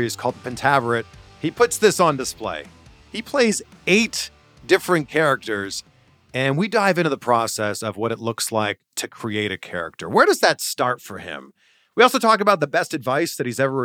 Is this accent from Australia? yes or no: no; Pickering, Ontario, Canada; I grew up in Pickering, Ontario.